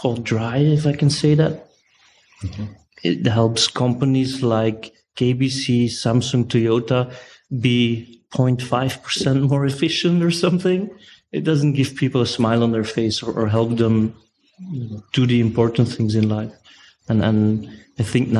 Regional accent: Brussels, Brussels-Capital Region, Belgium; I'm from Brussels.

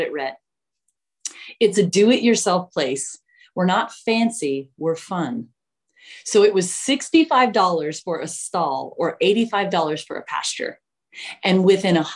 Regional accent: Mesa, Arizona, United States; I grew up in Mesa, Arizona

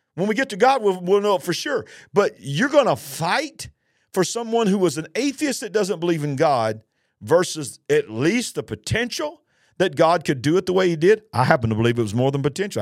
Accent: United States; our nation, the nation of the United States of America

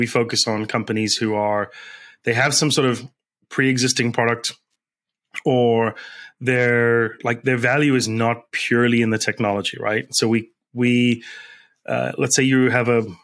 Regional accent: South Africa; now in United States; I grew up in South Africa.

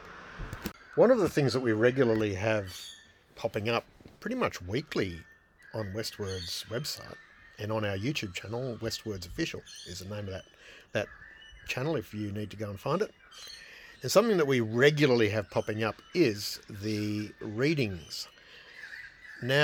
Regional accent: Trundle, New South Wales, Australia; I was born in Trundle

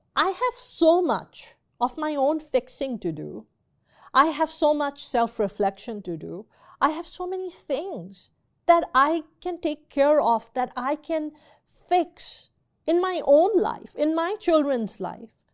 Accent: Pakistan; growing up in Pakistan, when I was a little baby, um, you know, maybe two, three years old

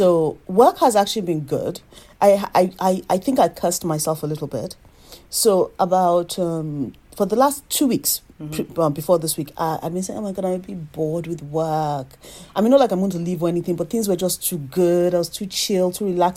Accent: Nigeria; moved away as an adult; now in United Kingdom; as a Nigerian

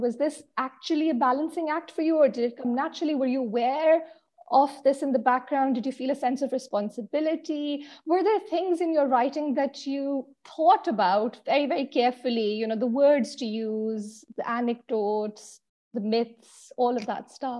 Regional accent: Pakistan; I'm Pakistani

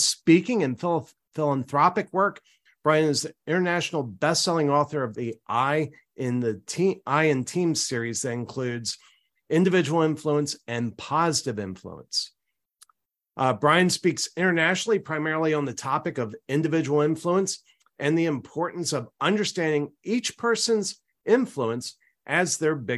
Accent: Maryland, United States; I grew up in Maryland.

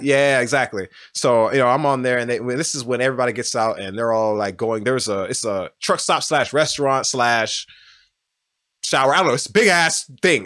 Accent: Houston, Texas, United States; moved away as an adult; now in Austin, United States; I grew up on South West Side of Houston

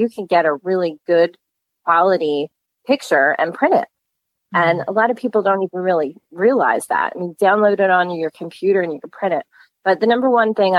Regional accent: West Chester, Pennsylvania, United States; I've been here my entire life

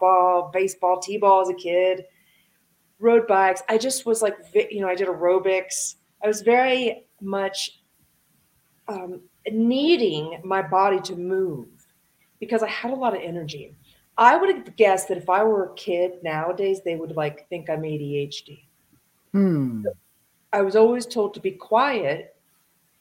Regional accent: Dayton, Ohio, United States; I grew up in Dayton, Ohio, and I grew up with a single mom

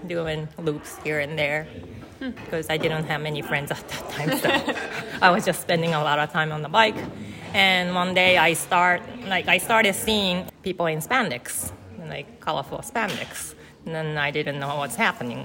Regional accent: Sapporo, Hokkaido, Japan; English is a second language; moved away as an adult; also born or lived in Chicago suburbs, United States; now in Chicago, United States; I am originally from Japan. Uh, my hometown is Sapporo, Sapporo, Japan, and I currently live in Chicago suburbs

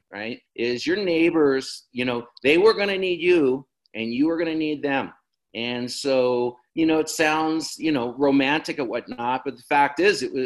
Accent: Jackson, Wyoming, United States; also born or lived in Casper, Wyoming; the house I grew up in Jackson is let's see, people call it the Red House.

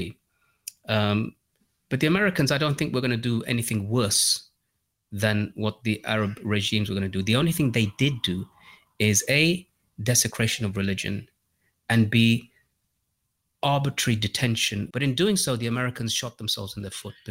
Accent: Birmingham, West Midlands, United Kingdom; I grew up in Birmingham in the UK

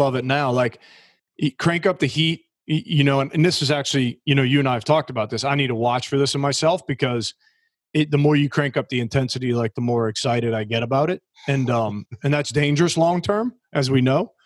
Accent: New Orleans, Louisiana, United States; I was just a normal blue collar kid growing up in New Orleans down in Southern Louisiana

